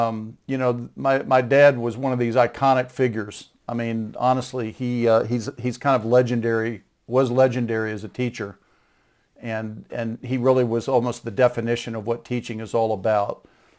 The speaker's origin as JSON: {"language": "English", "town": "Dallas", "region": "Texas", "country": "United States", "tie": "born or raised there", "said": "I grew up in Dallas, Texas, and I was born into the family of a seminary professor."}